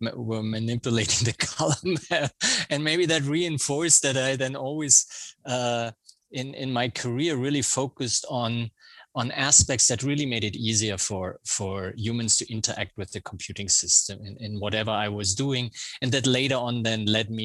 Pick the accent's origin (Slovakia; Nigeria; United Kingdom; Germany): Germany; accent: German; English is a second language; also born or lived in Providence, Rhode Island; now in United States; I have a German accent because that's where I grew up